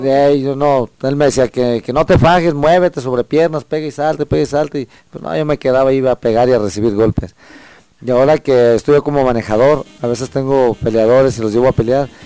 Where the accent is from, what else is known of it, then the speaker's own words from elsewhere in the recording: Mexico; los mexicanos somos guerreros